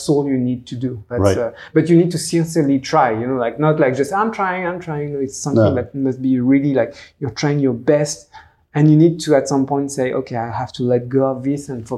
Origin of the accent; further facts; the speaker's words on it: France; English is a second language; this French little guy